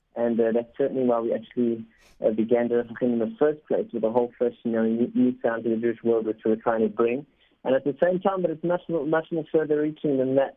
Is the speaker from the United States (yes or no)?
no; South Africa; first language Spanish; English is a second language; I actually learned Spanish before English, even though I was born in South Africa.